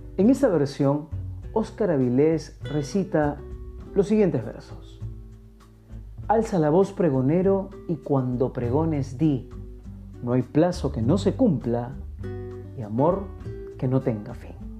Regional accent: Peru; nuestro Perú

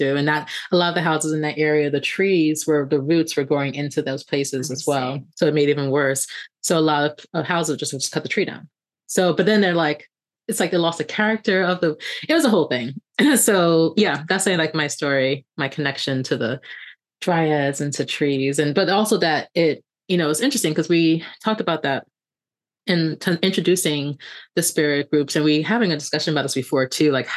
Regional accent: New York City, New York, United States; the childhood house that I grew up in. It's in the like Flatbush region of Brooklyn

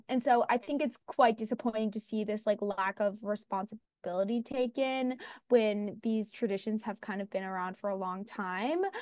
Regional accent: Los Angeles, California, United States; I'm from Venice, which is kind of like a wellness mecca.

